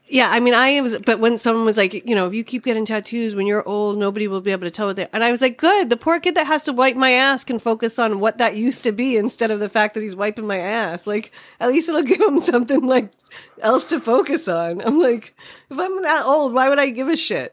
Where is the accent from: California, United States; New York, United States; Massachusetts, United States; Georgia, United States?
Massachusetts, United States; Boston; accent: Boston; moved away as an adult; now in Alameda, United States; growing up in Boston